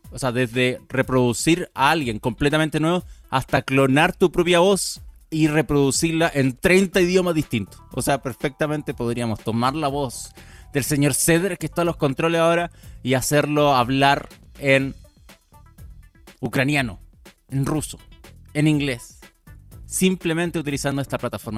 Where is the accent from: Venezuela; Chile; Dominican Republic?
Chile; Chillán, Ñuble; moved away; mi ciudad natal, en Chillán, en Ñuble